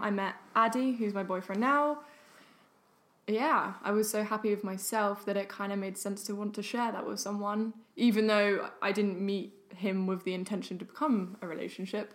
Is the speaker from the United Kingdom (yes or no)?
yes; London, United Kingdom; moved away as an adult; now in Sweden; I've only been in mm. Sweden for like eight months roughly to live with my hmm. boyfriend, and I'm from London